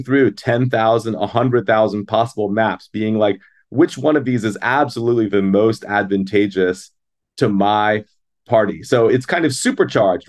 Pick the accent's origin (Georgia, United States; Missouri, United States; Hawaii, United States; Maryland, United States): Maryland, United States; now in Wisconsin, United States; my home state, actually, where I came from